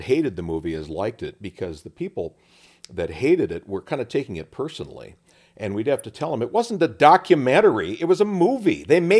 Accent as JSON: {"language": "English", "town": "Casselton", "region": "North Dakota", "country": "United States", "tie": "born or raised there", "said": "There was a branch of the Ku Klux Klan in my hometown in Castleton years ago."}